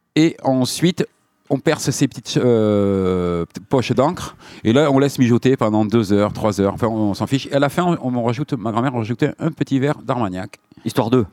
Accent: Biarritz, Nouvelle-Aquitaine, France; je suis né à Biarritz

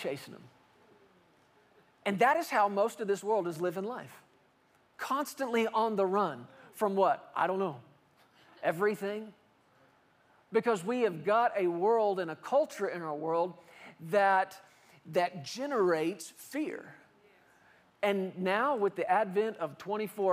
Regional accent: Fort Worth, Texas, United States; I grew up in Fort Worth, Texas

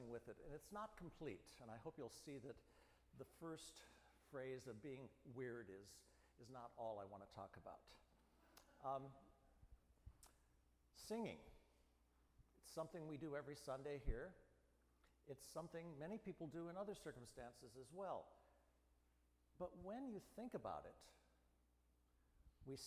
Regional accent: Midwest, United States; I grew up in the Midwest

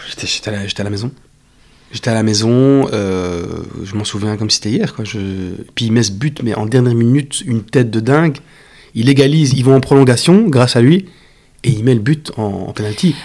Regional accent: Belgium; je, suis belge

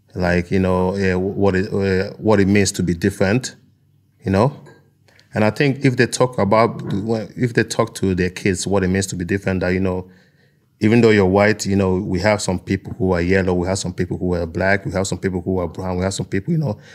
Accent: Nigeria; now in Norway; I'm from a tropical place, you know, I'm from Nigeria

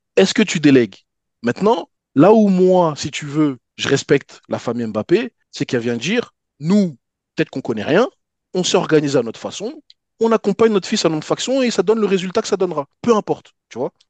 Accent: Paris, Île-de-France, France; quand on était jeunes sur Paris

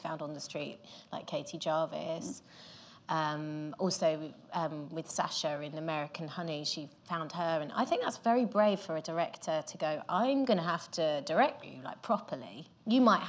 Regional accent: Gravesend, South East England, United Kingdom; I'm from Gravesend

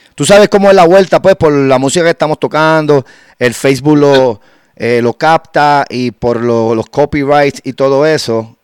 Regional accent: Guánica, Puerto Rico; allá está en Guánica, Puerto Rico, de donde soy, de la costa del sur.

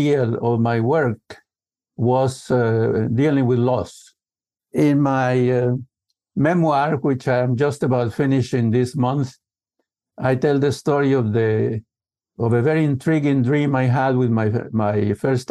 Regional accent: the Andes of Colombia, Colombia; typical family from the Andes of Colombia. So I grew up in the Andes.

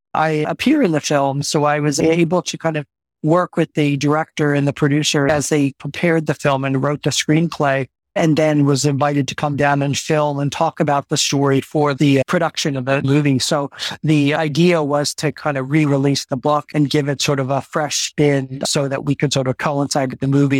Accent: San Francisco, California, United States; I am from San Francisco. I base myself in San Francisco.

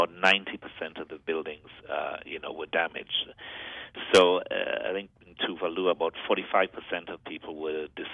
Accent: Grenada; Grenada, my home country

